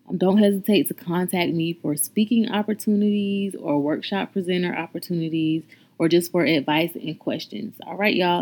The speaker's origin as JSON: {"language": "English", "region": "North Carolina", "country": "United States", "said": "I'm from North Carolina"}